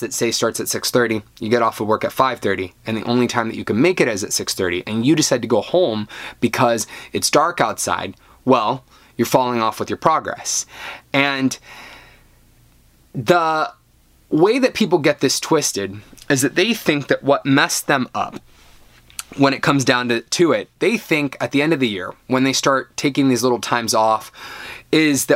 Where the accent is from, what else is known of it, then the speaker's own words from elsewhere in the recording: United States; I'm American